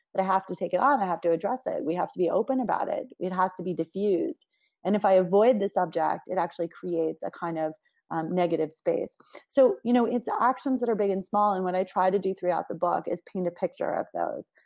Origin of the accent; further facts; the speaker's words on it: Washington, District of Columbia, United States; I grew up in Washington, D C, which is a very unique and diverse place